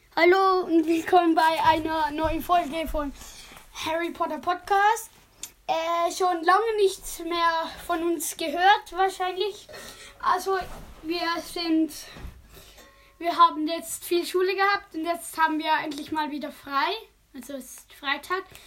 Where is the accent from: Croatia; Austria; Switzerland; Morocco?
Switzerland; accent: Swiss German; dass wir schnell Schweizerdeutsch gesprochen